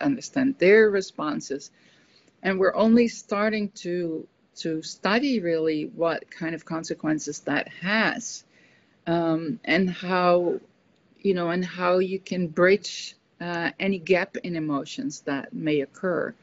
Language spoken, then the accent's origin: English; Netherlands; moved away; also born or lived in United States; when I come back to a Dutch context, that I'm more feeling my emotions as a Dutch person